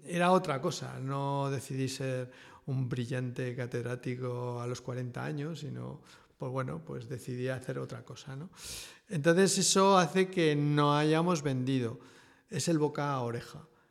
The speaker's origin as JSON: {"language": "Spanish", "region": "Aragon", "country": "Spain", "also_born_or_lived": "Madrid / Lille", "said": "me volví al pueblo"}